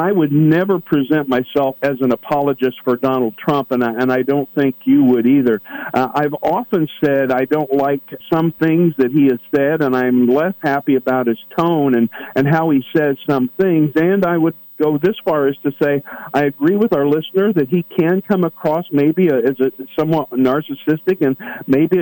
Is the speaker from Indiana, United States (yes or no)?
yes; Columbus, Indiana, United States; my hometown of Columbus, Indiana